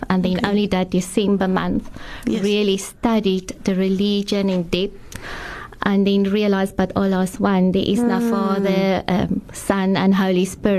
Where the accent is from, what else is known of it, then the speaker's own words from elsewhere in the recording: Paarl, Western Cape, South Africa; I'm from the Plateau area in Paro.